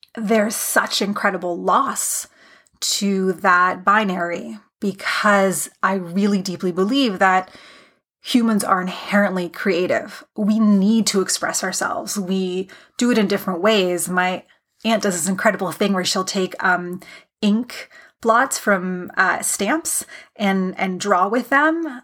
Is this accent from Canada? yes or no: yes; Canada; I am a Canadian